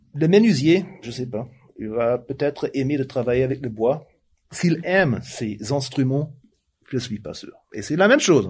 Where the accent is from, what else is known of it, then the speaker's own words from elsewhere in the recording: Germany; French is a second language; now in Switzerland; je suis suisse maintenant, mais je suis tellement allemand